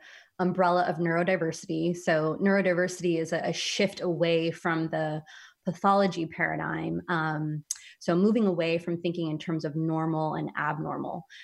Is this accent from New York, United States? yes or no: no; San Francisco, California, United States; moved away; I grew up in San Francisco